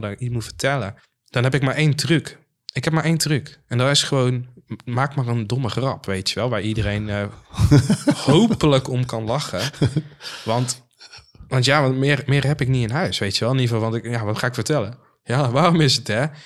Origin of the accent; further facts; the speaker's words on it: Maarssen, Utrecht, Netherlands; bij ons in de Phoenix Maarsen, zoals wij die noemen